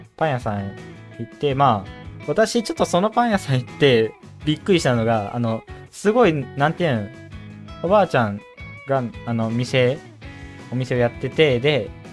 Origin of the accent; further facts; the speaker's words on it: Okayama, Japan; 私、あの、岡山県出身でございます